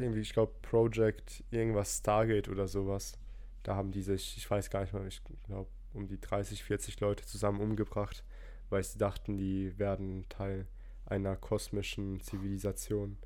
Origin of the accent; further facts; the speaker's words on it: Rhineland-Palatinate, Germany; ich komme ja aus der Pfalz